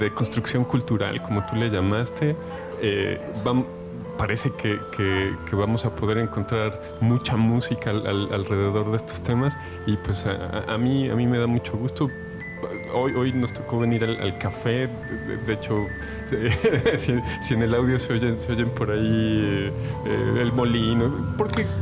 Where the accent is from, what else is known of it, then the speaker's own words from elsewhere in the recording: Mexico; como mexicanos del siglo XXI